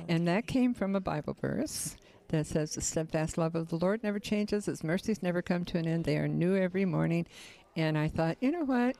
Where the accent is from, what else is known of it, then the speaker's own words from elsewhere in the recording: Detroit, Michigan, United States; also born or lived in San Francisco; now in Orrville, United States; I was born in San Francisco. I've lived in several different states, um, raised mostly in Detroit, Michigan, but came here in nineteen seventy-six